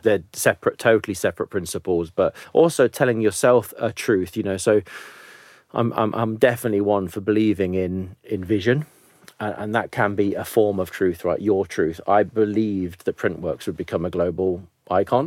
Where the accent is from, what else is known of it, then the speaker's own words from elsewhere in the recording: Nottingham, East Midlands, United Kingdom; I'm one of seven kids from, you know, a relatively rough area of Nottingham